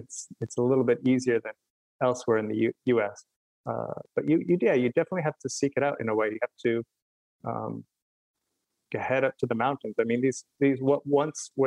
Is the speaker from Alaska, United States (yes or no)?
yes; Fairbanks, Alaska, United States; now in Asbury Park, United States; growing up in Alaska